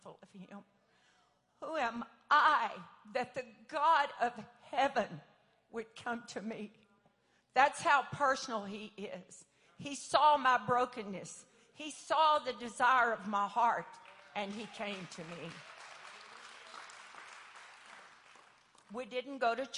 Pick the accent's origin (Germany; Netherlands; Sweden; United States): United States; Paris, Texas; I grew up 15 miles outside of Paris, Texas, at the end of a little gravel road